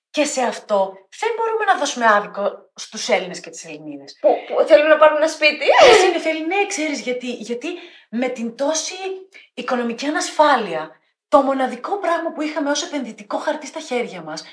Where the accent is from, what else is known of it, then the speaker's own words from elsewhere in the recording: Thessaloniki, Central Macedonia, Greece; now in Athens, Greece; Είμαι Θεσσαλονικιά, προτιμάω την Αθήνα, αγαπώ την Αθήνα, τη λατρεύω.